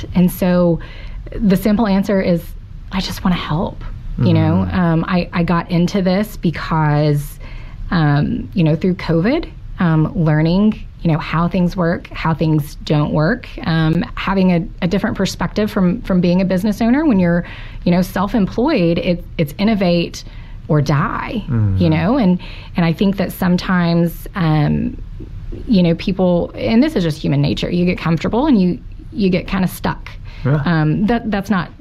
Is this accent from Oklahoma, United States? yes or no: yes; Fort Gibson, Oklahoma, United States; I grew up in Fort Gibson.